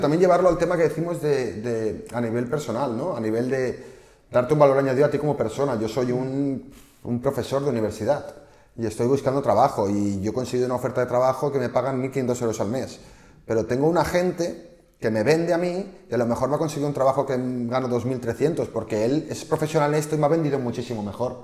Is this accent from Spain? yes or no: yes; Barcelona, Catalonia, Spain; somos de Barcelona